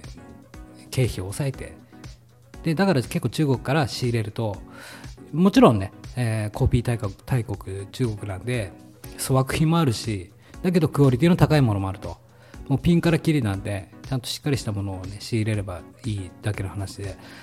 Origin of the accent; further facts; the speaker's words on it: Hokkaido, Japan; 僕は北、 北海道出身なんで